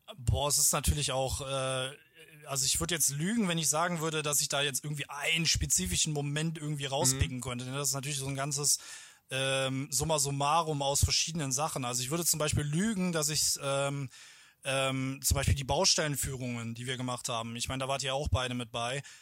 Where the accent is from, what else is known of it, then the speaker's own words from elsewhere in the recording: German–Dutch border region, North Rhine-Westphalia, Germany; weil ich halt hier aus der Grenzregion komme, hier aufgewachsen bin